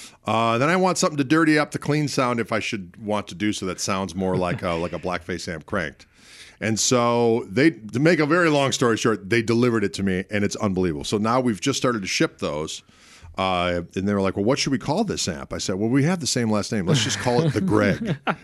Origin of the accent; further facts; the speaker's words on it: Midwest, United States; We're both from the Midwest.